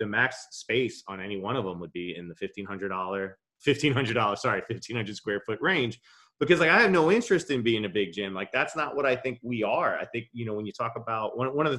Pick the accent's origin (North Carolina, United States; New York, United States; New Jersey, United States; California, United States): New York, United States; Long Island; I'm coming from Long Island as a skater